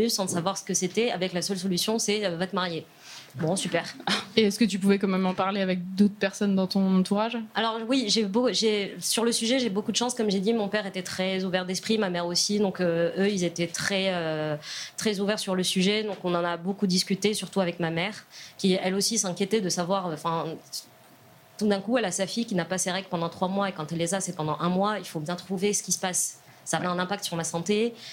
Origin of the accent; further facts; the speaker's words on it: Casablanca, Casablanca-Settat, Morocco; moved away; moi, j'ai grandi au Maroc, donc je suis née au Maroc, à Casablanca